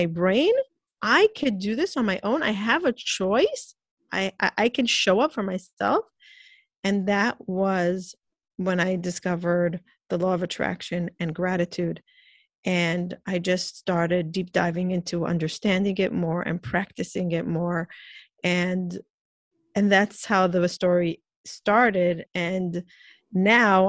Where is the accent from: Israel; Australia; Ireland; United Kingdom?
Israel; moved away as an adult; also born or lived in Peoria, Illinois, United States; now in New York, United States; I grew up in Israel in a very Orthodox, Jewish Orthodox family. When I got married, I moved to New York